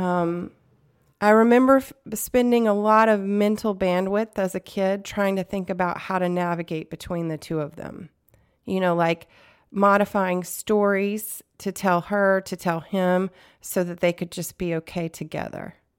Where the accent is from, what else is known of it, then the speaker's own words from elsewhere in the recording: the South, United States; I grew up in the South